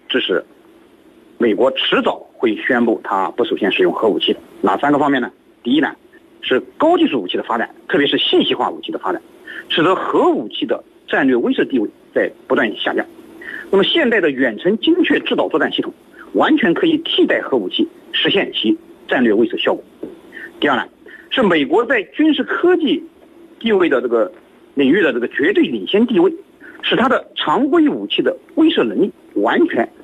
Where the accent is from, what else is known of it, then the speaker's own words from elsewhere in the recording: China; 我们中国人